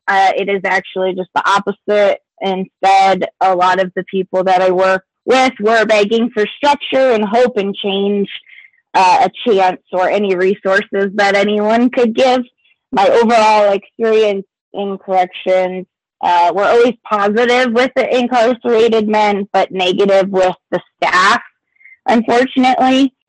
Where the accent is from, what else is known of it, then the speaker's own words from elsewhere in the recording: Fort Stewart, Georgia, United States; born there; now in Colorado, United States; However, I was born in Georgia, in Fort Stewart, Georgia. Moved around quite a bit before settling in Colorado myself a few years ago.